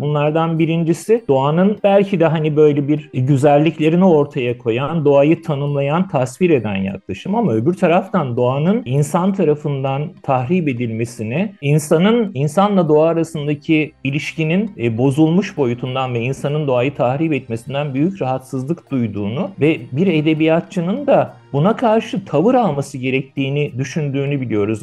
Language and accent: Turkish; Istanbul, Turkey; also born or lived in Yeşilce, Ordu; işte Ordu ilinde Yeşilce isimli gerçekten adı gibi yeşil bir köyde doğdum. Sonra 7 yaşında İstanbul'a taşındığımızda Kartal'da Soğanlık diye bir semtinde oturdum